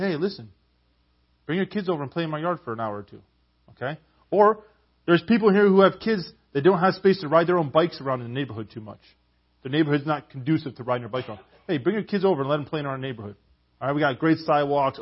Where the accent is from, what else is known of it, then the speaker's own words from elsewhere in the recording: Canada; I'm a Canadian